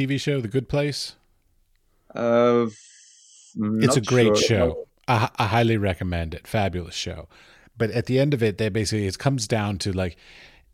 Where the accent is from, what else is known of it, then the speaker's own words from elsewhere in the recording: United States; moved away as an adult; now in Czech Republic; I grew up outside of Washington, D.C.